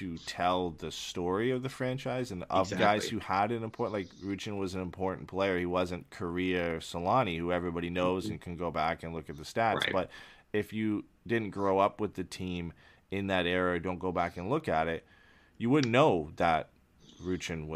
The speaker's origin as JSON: {"language": "English", "town": "London", "region": "Ontario", "country": "Canada", "tie": "born or raised there", "said": "the University of Western Ontario in my hometown in London"}